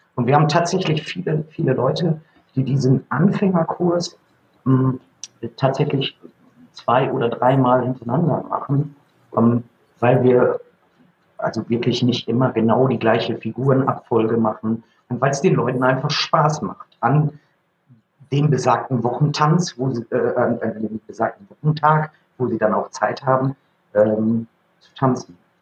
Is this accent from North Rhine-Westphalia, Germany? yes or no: yes; Gütersloh, North Rhine-Westphalia, Germany; Ich komme aus Gütersloh und habe vor zwölf Jahren eine Tanzschule gegründet